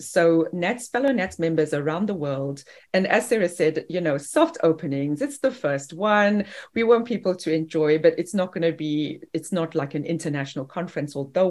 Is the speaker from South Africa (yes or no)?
yes; Durban, KwaZulu-Natal, South Africa; moved away as an adult; now in Greenville, United States; I'm originally from Durban, South Africa, which is 29 degrees south of the equator and on the Indian Ocean.